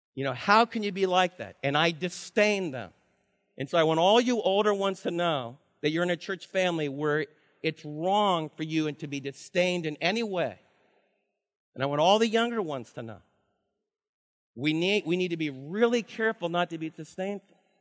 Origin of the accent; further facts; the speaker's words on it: East Coast, United States; moved away; I'm from the East Coast, and in my culture, when I was raised, to be, to be sharp, to be cunning, to be loud, we fight really, really hard